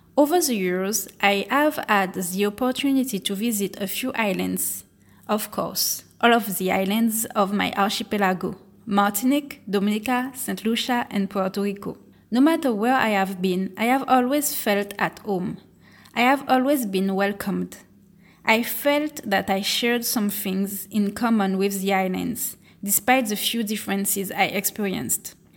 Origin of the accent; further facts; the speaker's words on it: Guadeloupe; moved away as an adult; also born or lived in France; I'm originally from Guadeloupe